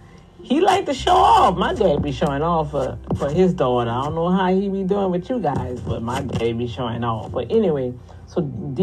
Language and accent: English; New Orleans, Louisiana, United States; accent: New Orleans Cajun; But then when I get excited, yeah, you know, that New Orleans Cajun stuff coming out of there.